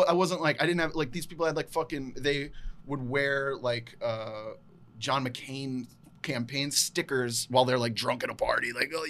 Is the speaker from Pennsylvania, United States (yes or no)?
no; Salem, Virginia, United States; moved away; It's called Roanoke College in my hometown.